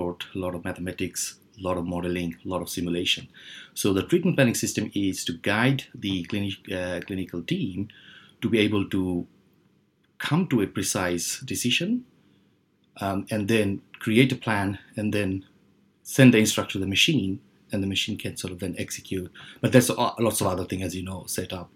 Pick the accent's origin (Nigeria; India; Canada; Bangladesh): Bangladesh; moved away as an adult; also born or lived in United Kingdom / Helsinki, Finland; I was born in Bangladesh and then moved to UK when I was like 20